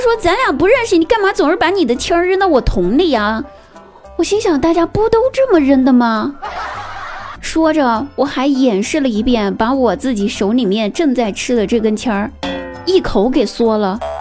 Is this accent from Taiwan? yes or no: no; Guizhou, China; moved away as an adult; now in Chengdu, China; 我来到成都，这座城市已经六年了。我记得我说过吧，我应该是算是荣飘吧。其实吧，我是贵州人。想不到吧，我居然不是成都的，我居然不是四川的。记得吧，我刚来成都的时候